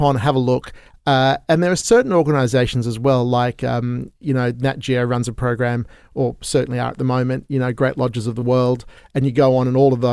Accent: Sydney, New South Wales, Australia; currently I have been locked down in here in Australia, where I'm from Sydney

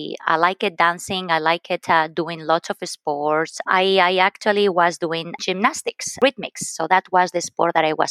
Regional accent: Valencia, Valencian Community, Spain; English is a second language; moved away as an adult; also born or lived in Lyon, France; I was born and raised in Spain from the Mediterranean coast. Very beautiful place called Valencia.

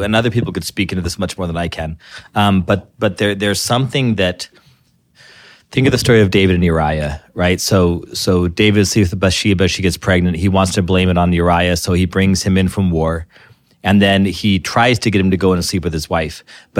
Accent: Ireland; drinking makes us fight. I'm Irish. I know that's how this works, right?

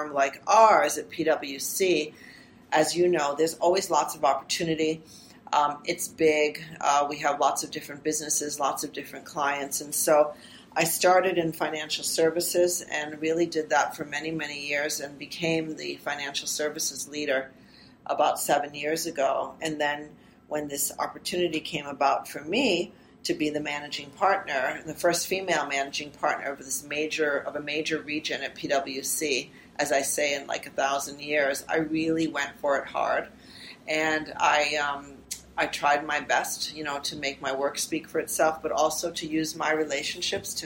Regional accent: United States; first language Armenian; English is a second language; moved away as an adult; also born or lived in Providence, Rhode Island; now in Toronto, Canada; I grew up in the U.S., so I'm both an American citizen and a Canadian citizen. I grew up in an Armenian family, and my mom and dad spoke Armenian with me

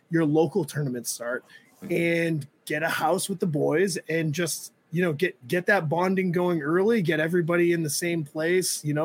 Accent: New England, United States; I was like, we're from New England.

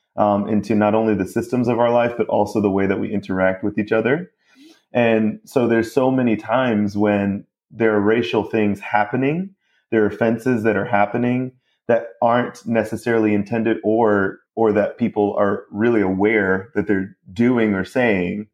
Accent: Mount Pleasant, South Carolina, United States; more upper class part of Mount Pleasant, my hometown

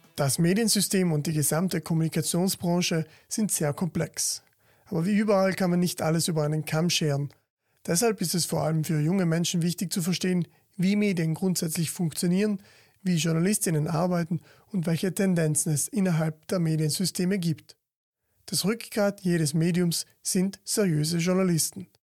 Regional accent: South Tyrol, Trentino-Alto Adige, Italy; besonders bei uns in Südtirol

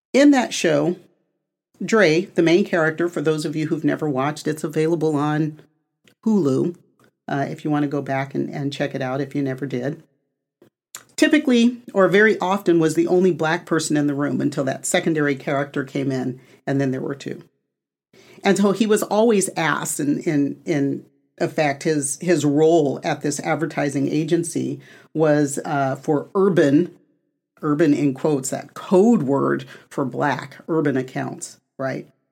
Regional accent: United States; I am North American, right? Born in, on the continent of North America

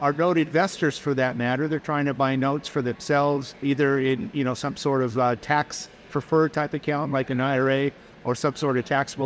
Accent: Portland, Oregon, United States; I'm from the Portland, Oregon area

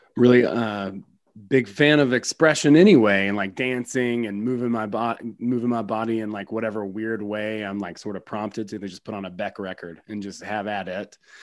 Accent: West Georgia, United States; I grew up in West Georgia.

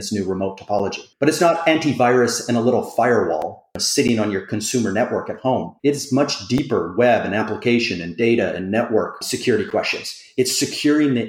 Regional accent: Canada; as a Canadian

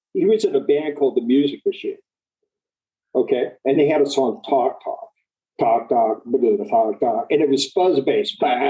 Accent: Midwest, United States; He's from the Midwest. I'm from the Midwest.

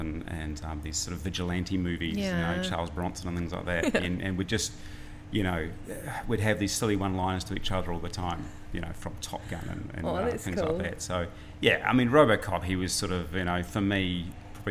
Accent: Christchurch, Canterbury, New Zealand; I growing up in Christchurch and holidaying up in Tochinui. Golden Bay sort of area

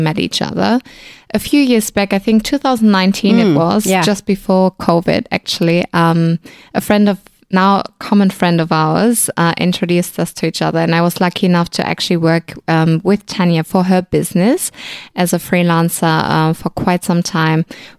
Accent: Germany; moved away as an adult; now in Australia; I'm originally from Germany and I've been living in Australia for about 8 years

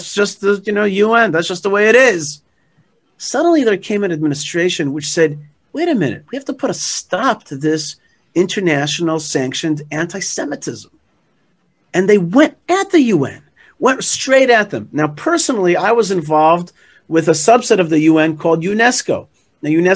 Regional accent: United States; now in Israel; me as an American also

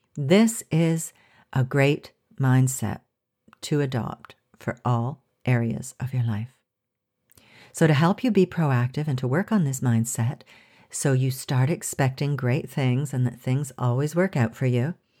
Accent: Canada; moved away as an adult; now in France; as a Canadian

